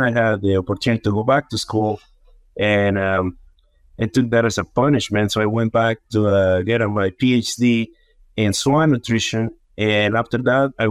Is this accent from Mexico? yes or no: yes; Mexico; moved away as an adult; also born or lived in Yucatan Peninsula, Mexico; now in United States; I was born and raised in Mexico.